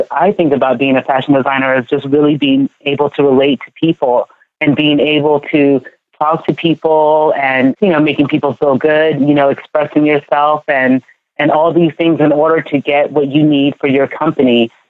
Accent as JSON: {"language": "English", "country": "Ghana", "moved": "yes", "lives_now": "United States", "said": "You know, I am from Ghana, but I feel like because I moved here to the US and I live in this like melting pot and it's been this, you know, cultural mixing, I feel like that's how I mix it"}